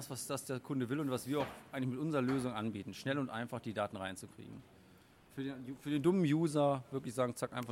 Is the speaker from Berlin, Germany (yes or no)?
no; Düsseldorf, North Rhine-Westphalia, Germany; Ich, ich bin ja sowieso immer ne? dabei, als Düsseldorfer